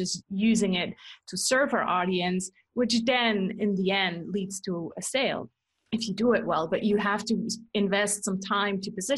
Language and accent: English; Switzerland; English is a second language; also born or lived in California, United States; No, I'm actually born and raised in Switzerland. I'm just a copycat with accents. And so I copy my husband's accent, who's from Canada.